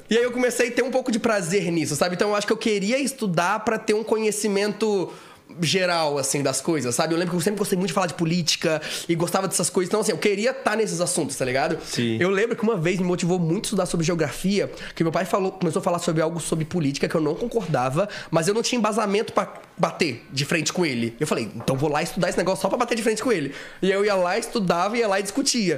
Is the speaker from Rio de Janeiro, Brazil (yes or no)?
yes; Itaperuna, Rio de Janeiro, Brazil; moved away as an adult; also born or lived in Minas Gerais; now in São Paulo, Brazil; eu nasci em Minas Gerais, mas assim, nem morei lá direito. Eu fui pro Rio, pro interior do Rio, Itaperuna, que é a minha cidade. E aí, lá em Itaperuna, eu cresci